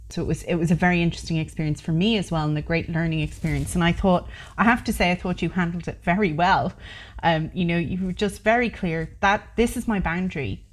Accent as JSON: {"language": "English", "country": "Ireland", "tie": "born or raised there", "said": "I'm Irish, born in Ireland, of two Irish parents, and I've grown up in Ireland."}